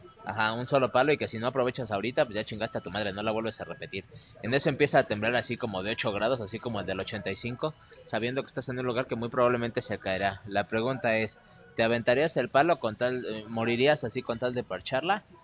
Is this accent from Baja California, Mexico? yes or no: no; Mexico City, Mexico; yo nací y moriré en el Distrito Federal